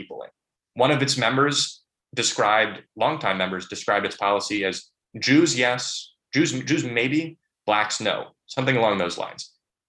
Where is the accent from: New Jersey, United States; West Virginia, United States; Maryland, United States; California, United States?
Maryland, United States; Bethesda; my hometown of Bethesda